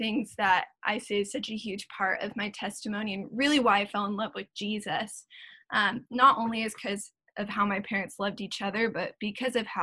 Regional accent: South Orange County, California, United States; also born or lived in Las Vegas, Nevada; I was born in Las Vegas, Nevada. We were not there for long though. My parents wanted to move us. And so I moved to California, specifically South Orange County, when I was two

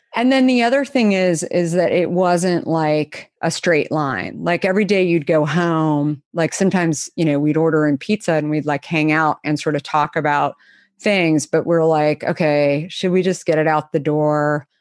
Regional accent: Arizona, United States; I grew up in Arizona

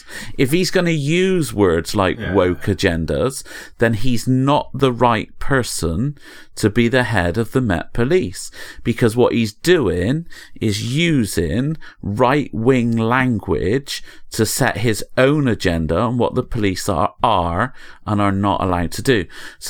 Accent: England, United Kingdom; This is the sort of thing I wouldn't hear about because I'm English.

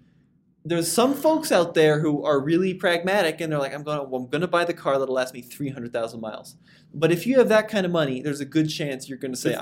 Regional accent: United States; as an American in America.

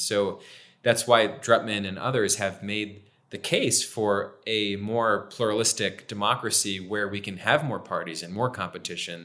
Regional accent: Milford, Pennsylvania, United States; where I'm from in my hometown of Milford

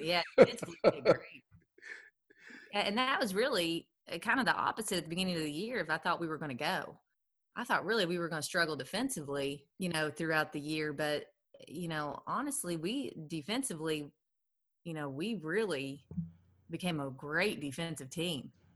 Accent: Lexington, Kentucky, United States; I'm from Lexington, played at Lafayette High School.

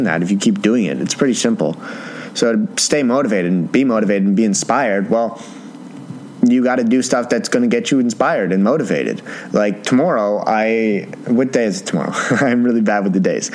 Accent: Canada; I'm Canadian

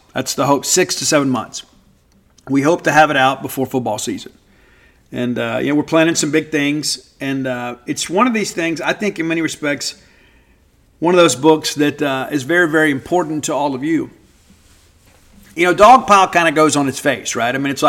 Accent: Mississippi, United States; It's a story of growing up in South Mississippi and finding some, you know, some level of acclaim in life.

